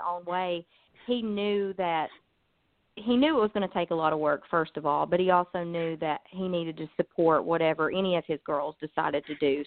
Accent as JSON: {"language": "English", "town": "Pound", "region": "Virginia", "country": "United States", "tie": "born or raised there", "said": "I'm from Virginia. It's a little town called Pound."}